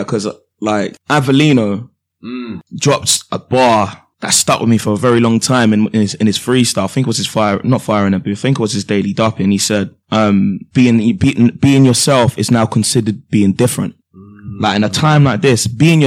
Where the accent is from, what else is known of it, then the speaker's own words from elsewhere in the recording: Croydon, London, United Kingdom; growing up in Croydon